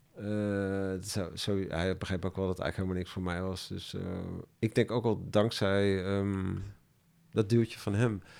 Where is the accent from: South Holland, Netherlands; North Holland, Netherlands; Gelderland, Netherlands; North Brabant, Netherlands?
Gelderland, Netherlands; Ermelo; moved away; also born or lived in Amsterdam; ik kom uit, ik ben in Ermelo opgegroeid